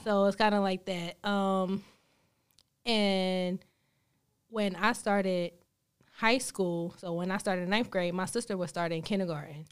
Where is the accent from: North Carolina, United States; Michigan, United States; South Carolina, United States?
North Carolina, United States; Greensboro; moved away as an adult; now in Charlotte, United States; born and raised in Greensboro